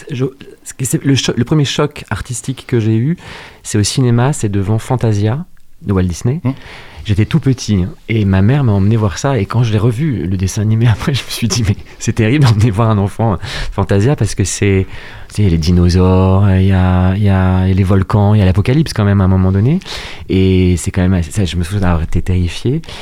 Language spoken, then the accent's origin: French; Rouen, Normandy, France; Je suis né à Rouen, en Seine-Maritime